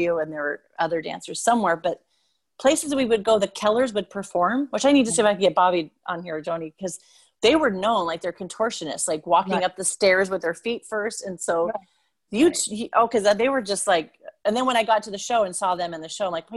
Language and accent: English; Puyallup, Washington, United States; now in Seattle, United States; I grew up in Puyallup. I live in Seattle now, but I grew up in Puyallup.